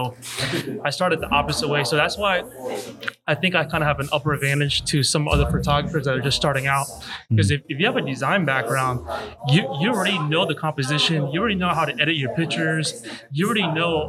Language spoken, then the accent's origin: English; Hollywood, Florida, United States; now in Orlando, United States; I was raised in South Florida